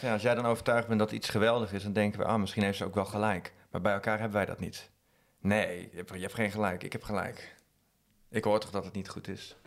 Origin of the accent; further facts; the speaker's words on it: Drenthe, Netherlands; also born or lived in Utrecht; Wij komen uit Drenthe, dus dan is het uh, harde R.